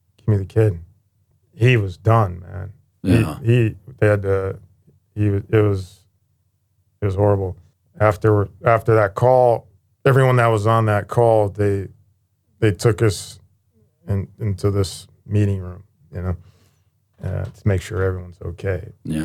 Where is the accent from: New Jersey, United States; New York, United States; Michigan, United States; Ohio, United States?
Ohio, United States; Youngstown; I was born in Youngstown, Ohio